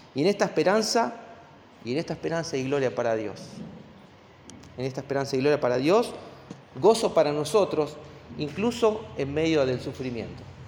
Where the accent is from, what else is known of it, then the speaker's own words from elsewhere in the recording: Argentina; como argentinos